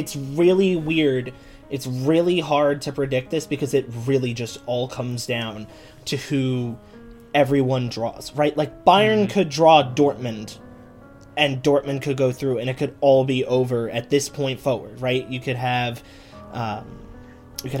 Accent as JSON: {"language": "English", "country": "United States", "said": "I'm an American. Right? I'm a passionate American."}